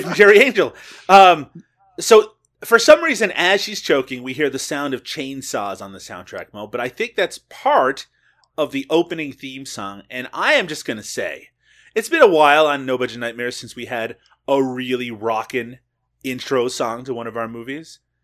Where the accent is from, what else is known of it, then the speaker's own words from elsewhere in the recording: Canada; I'm Canadian